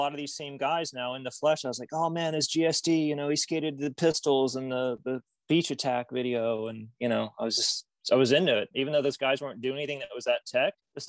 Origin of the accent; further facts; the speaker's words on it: Indiana, United States; moved away; I'm originally from Indiana